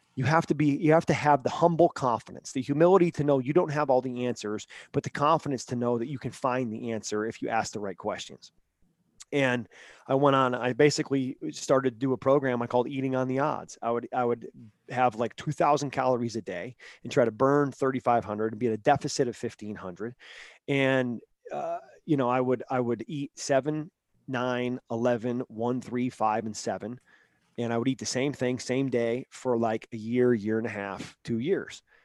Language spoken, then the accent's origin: English; Vermont, United States; moved away